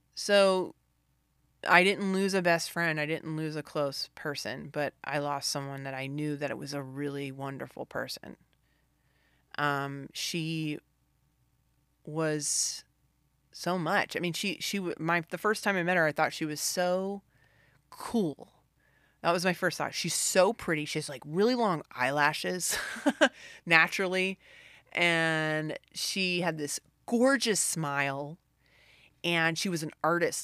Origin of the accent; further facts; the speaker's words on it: the South, United States; I was raised in the South